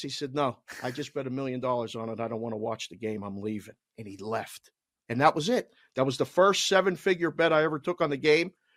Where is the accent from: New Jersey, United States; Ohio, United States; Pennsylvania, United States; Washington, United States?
Pennsylvania, United States; Pittsburgh; moved away; I was from Pittsburgh, and I maybe sound like it a little bit. Some people would say I have an accent.